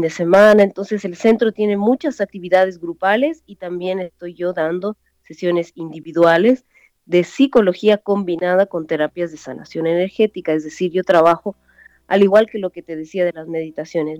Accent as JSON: {"language": "Spanish", "country": "Bolivia", "also_born_or_lived": "Chile", "moved": "as an adult"}